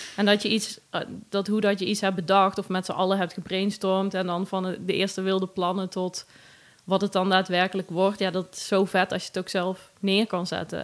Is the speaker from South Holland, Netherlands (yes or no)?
no; Wellerlooi, Limburg, Netherlands; moved away as an adult; now in Nijmegen, Netherlands; Uit Wellelooi